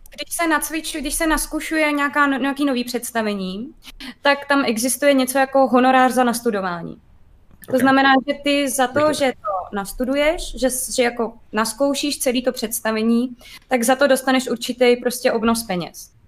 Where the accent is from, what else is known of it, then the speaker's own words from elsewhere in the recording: Liberec, Liberec Region, Czechia; moved away; já jsem původně z Liberce